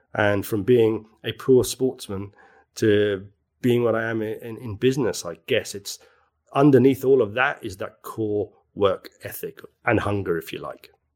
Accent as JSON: {"language": "English", "town": "Belfast", "region": "Northern Ireland", "country": "United Kingdom", "moved": "yes", "lives_now": "London, United Kingdom", "said": "I come from Belfast."}